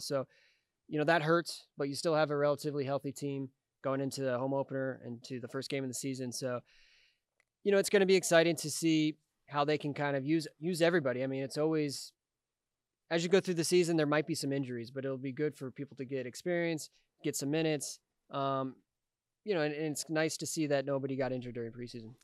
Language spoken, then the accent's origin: English; Kansas City, United States; representing my hometown in a different capacity after playing for the team for, uh, seven years.